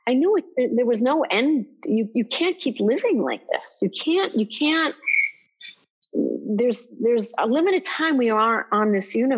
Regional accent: Israel; I grew up in Israel

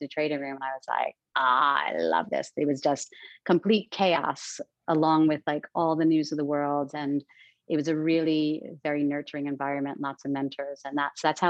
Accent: New York City, New York, United States; also born or lived in Long Island / Manhattan; I'm an East Coast girl. I grew up in New York City. I grew up between Queens and Long Island.

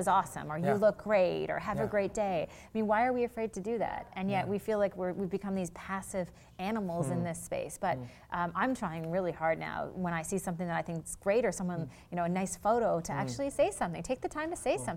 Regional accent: Charlottetown, Prince Edward Island, Canada; I am from Charlottetown, Prince Edward Island

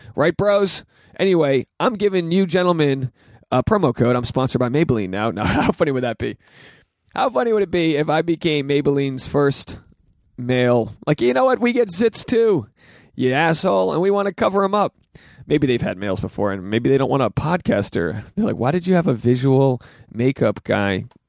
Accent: Rhode Island, United States; now in Los Angeles, United States; I'm from Rhode Island. This is my hometown

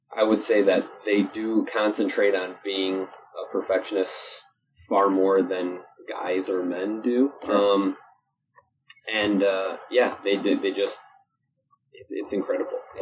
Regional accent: Chicago, Illinois, United States; moved away; also born or lived in Holland, Michigan; growing up in Chicago, in the 80s and 90s

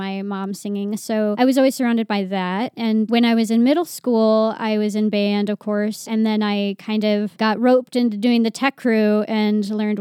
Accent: Poughkeepsie, New York, United States; I was born and raised in Poughkeepsie, New York

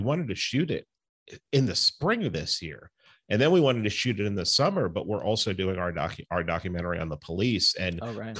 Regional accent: New York City, New York, United States; I grew up in the Bronx.

